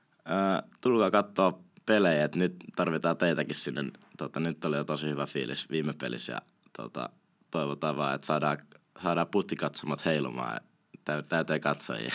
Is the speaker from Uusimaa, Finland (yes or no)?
yes; Espoo, Uusimaa, Finland; also born or lived in Kauniainen; now in Helsinki, Finland; olen asunut Espoossa melkein koko ikäni, nyt asun Helsingin puolella, mutta tota, espoolainen henke ja vere